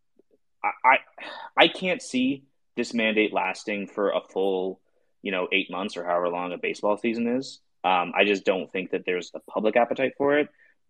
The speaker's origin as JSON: {"language": "English", "country": "Canada", "said": "I am Canadian."}